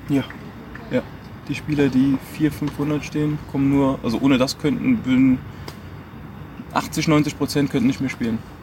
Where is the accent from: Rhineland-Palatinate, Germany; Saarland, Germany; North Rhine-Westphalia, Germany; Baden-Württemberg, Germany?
Saarland, Germany; ich bin in Deutschland geboren, ähm, im Saarland